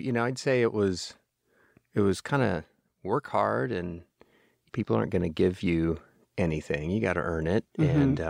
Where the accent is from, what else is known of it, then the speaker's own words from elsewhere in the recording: Houston, Texas, United States; I managed to spend my entire childhood in Houston and not come away with an accent